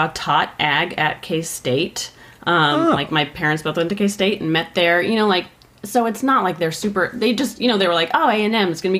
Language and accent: English; Austin, Texas, United States; I'm from Austin